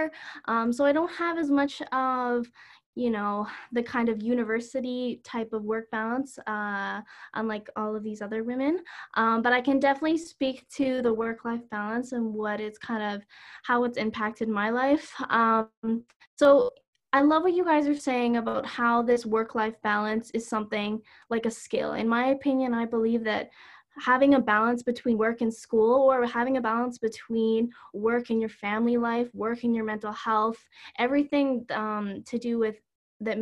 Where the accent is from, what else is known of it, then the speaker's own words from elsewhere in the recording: Calgary, Alberta, Canada; I'm from Calgary.